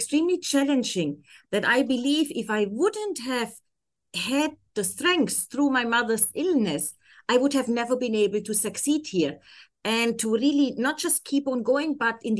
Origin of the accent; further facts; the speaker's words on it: Germany; accent: German; English is a second language; moved away as an adult; now in Abu Dhabi, United Arab Emirates; originally I'm from Germany